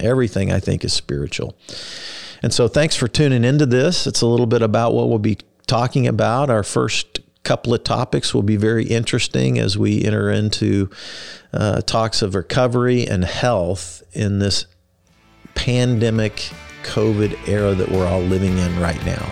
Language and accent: English; Kansas City, United States; also born or lived in Wichita, Kansas / Texas; I was born in Wichita, Kansas, grew up in Kansas City.